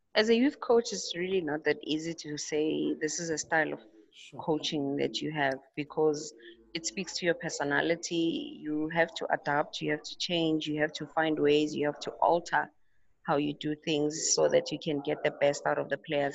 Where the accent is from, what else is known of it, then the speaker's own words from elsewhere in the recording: Tembisa, Gauteng, South Africa; also born or lived in Pretoria; in high school, I played for a team in Tembisa um, where I lived with my parents.